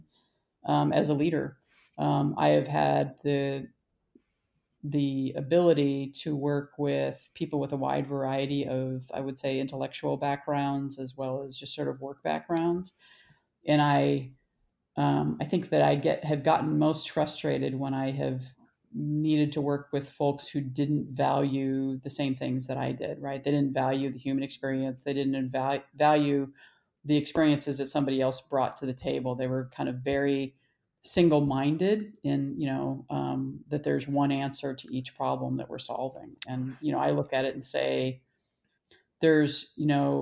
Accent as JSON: {"language": "English", "region": "Illinois", "country": "United States", "tie": "born or raised there", "also_born_or_lived": "Michigan / Iowa / Madison, Wisconsin / Denver", "moved": "as an adult", "said": "I was born in Michigan. My family moved to Illinois when I was 3. I grew up in Illinois"}